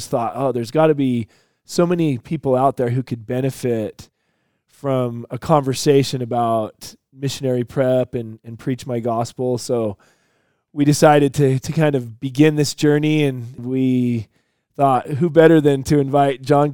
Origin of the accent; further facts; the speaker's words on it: Provo, Utah, United States; I grew up in Provo, Utah